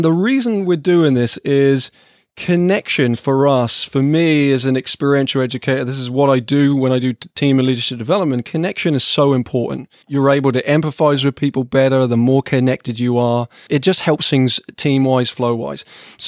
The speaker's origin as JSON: {"language": "English", "town": "Ipswich", "region": "East of England", "country": "United Kingdom", "tie": "born or raised there", "said": "Now, this is special to me, partly because I was born and raised in Ipswich, but also because Ipswich Town Football Club is the team that I support."}